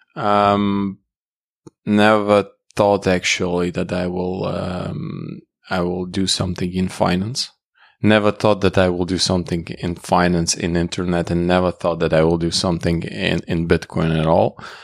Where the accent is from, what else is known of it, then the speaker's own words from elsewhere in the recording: Latvia; I was born in, uh, geographically speaking, I was born in Latvia.